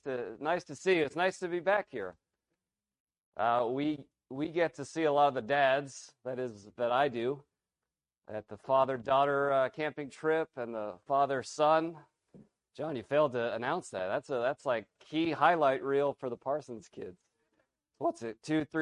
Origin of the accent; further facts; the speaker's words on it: Philippines; I grew up in the Philippines. Many of you know my dad. He's been here. And my parents are missionaries.